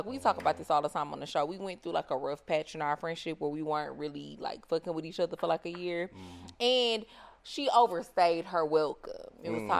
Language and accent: English; Houston, Texas, United States; we're actually both from Texas. So I'm from Houston